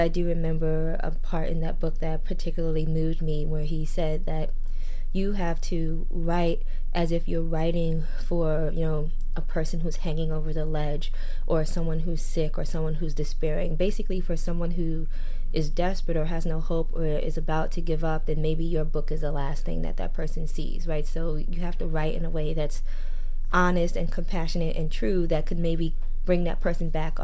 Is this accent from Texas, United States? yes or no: no; New York, United States; That's where I'm from and that's how I grew up